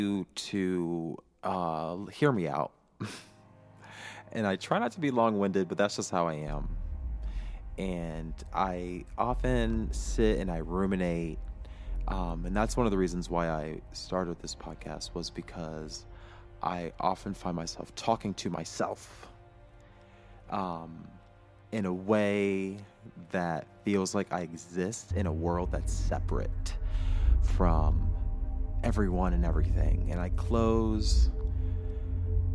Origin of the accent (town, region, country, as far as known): United States